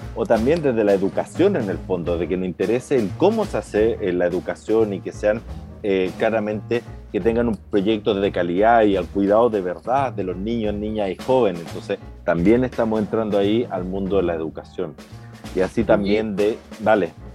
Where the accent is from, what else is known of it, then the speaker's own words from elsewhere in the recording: Chile; los chilenos, las empresas y las personas estamos endeudados